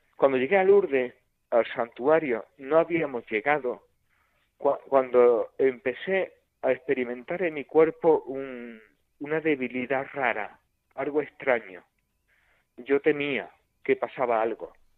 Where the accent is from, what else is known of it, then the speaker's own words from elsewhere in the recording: Córdoba, Andalusia, Spain; mil y pico kilómetros de mi tierra, de Córdoba